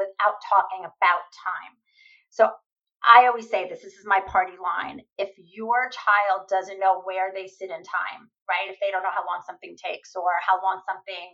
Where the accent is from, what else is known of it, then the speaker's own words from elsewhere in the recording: New York, United States; I'm a New Yorker